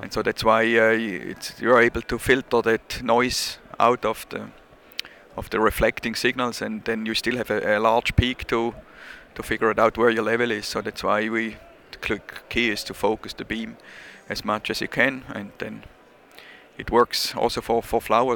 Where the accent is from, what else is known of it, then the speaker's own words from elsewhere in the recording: Switzerland; accent: Swiss; English is a second language; I'm from Switzerland, as you maybe hear. My accent is not gone yet.